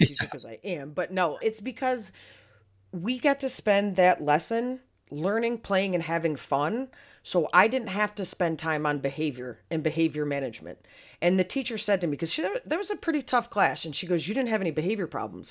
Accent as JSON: {"language": "English", "town": "Syracuse", "region": "New York", "country": "United States", "moved": "yes", "said": "I'm originally from Syracuse, New York, so I'm a lifelong Bills fan"}